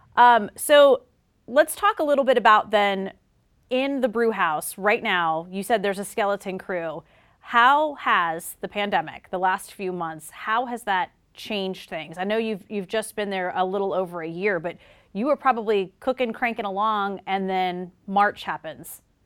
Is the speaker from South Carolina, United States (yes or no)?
yes; South Carolina, United States; moved away; I'm from South Carolina. And so when I go home to visit